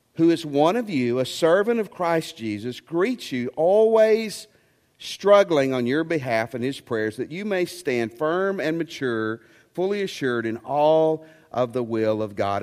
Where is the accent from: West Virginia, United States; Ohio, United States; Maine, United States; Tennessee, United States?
Tennessee, United States; I'm from Tennessee